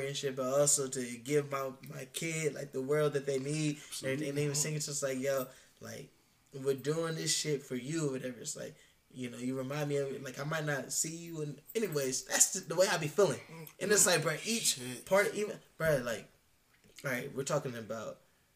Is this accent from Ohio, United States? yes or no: yes; Columbus, Ohio, United States; I'm from Columbus. This is my city, my home